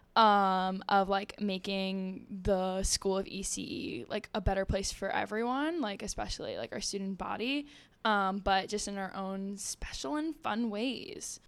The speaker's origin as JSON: {"language": "English", "region": "New Jersey", "country": "United States", "said": "I'm from New Jersey"}